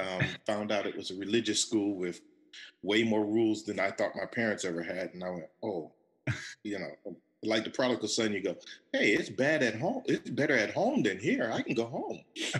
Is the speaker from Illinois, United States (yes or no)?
no; Fort Bragg, North Carolina, United States; born there; also born or lived in Berlin, Germany; On an Army base. So I was born in North Carolina on Fort Bragg. My brother and sister were born on Fort Benning.